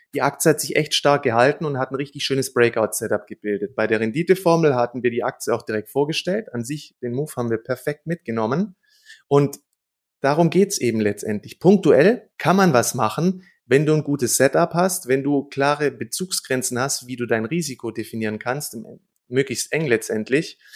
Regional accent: Germany; bei uns in Deutschland

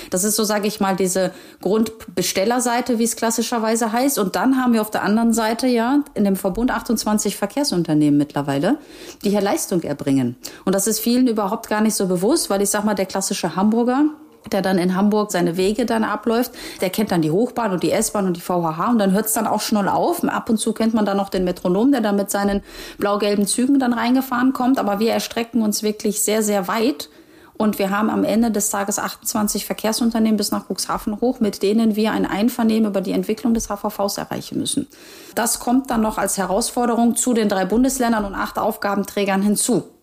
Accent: Gdansk, Pomeranian Voivodeship, Poland; born there; ich bin ja irgendwo auch gebürtige Hanseatin. Ne? Also wer das historisch verfolgt, weiß ja, dass Danzig ja auch irgendwann zu diesem Hanseverbund dazugehört hat.

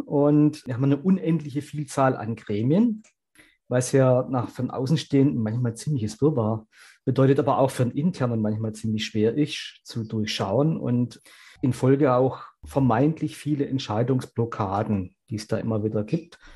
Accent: Germany; bei uns in Deutschland

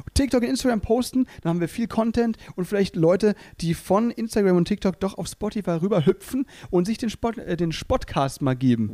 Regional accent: near Freiburg, Baden-Württemberg, Germany; also born or lived in Müllheim; now in Berlin, Germany; ich komme ja da eben aus der Nähe von Freiburg

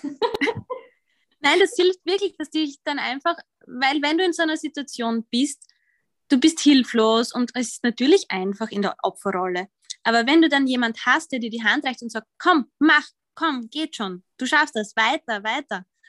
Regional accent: Austria; accent: Austrian; ich bin Österreicherin, wie man wahrscheinlich hört

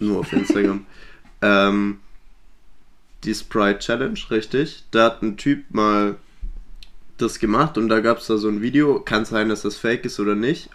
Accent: Swabia, Baden-Württemberg, Germany; wir kommen aus dem Schwäbischen

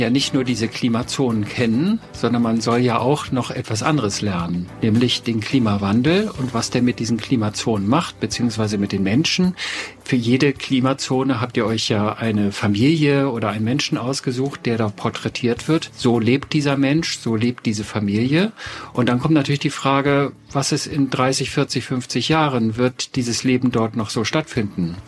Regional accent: Potsdam, Brandenburg, Germany; Nun komme ich ja aus Potsdam

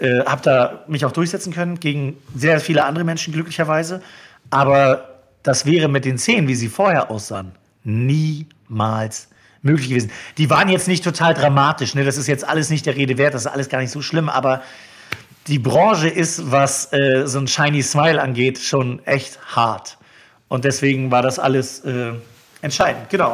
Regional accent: Neubrandenburg, Mecklenburg-Vorpommern, Germany; moved away as an adult; also born or lived in Schwerin / Hamburg; now in Berlin, Germany; in meiner Heimatstadt in Neubrandenburg

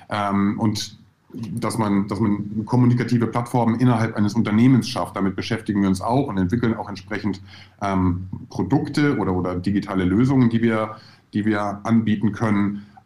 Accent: Husum, Schleswig-Holstein, Germany; also born or lived in Hamburg; bin äh, in Hamburg geboren, 1978. Äh, Wer rechnen kann, weiß, wie alt ich bin. Ähm, bin dann noch ein bisschen weiter Richtung Süddänemark gegangen, also in, in der grauen Stadt am Meer Husum äh, groß geworden.

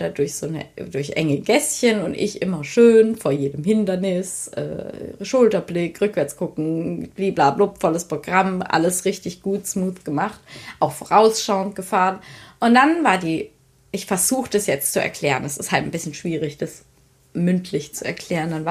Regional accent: Rhineland-Palatinate, Germany; accent: Palatinate German; ich rede hier jetzt hier Pfälzer Dialekt

